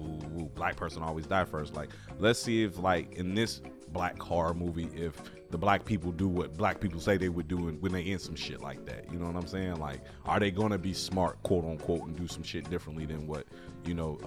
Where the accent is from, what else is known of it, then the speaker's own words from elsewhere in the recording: Chicago, Illinois, United States; I'm from the Chicagoland area. I'm from Chicago